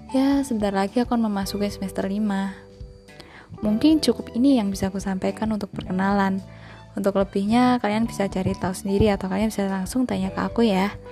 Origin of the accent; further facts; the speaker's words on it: Blora, Central Java, Indonesia; now in Semarang, Indonesia; Aku berasal dari kota Blora